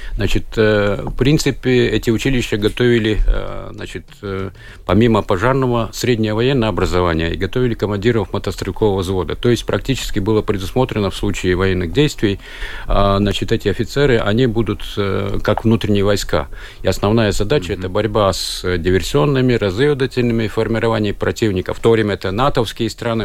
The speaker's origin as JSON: {"language": "Russian", "town": "Kaunata", "region": "Rēzekne Municipality", "country": "Latvia", "moved": "as an adult", "lives_now": "Riga, Latvia", "said": "я Кауната, это край Голубых озер, красивое место около озера Разно красочное место, сказочное"}